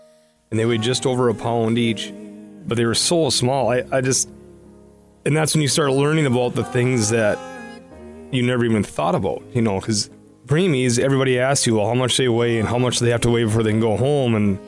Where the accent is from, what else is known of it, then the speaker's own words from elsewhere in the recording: Colfax, North Dakota, United States; We're from Colfax, North Dakota.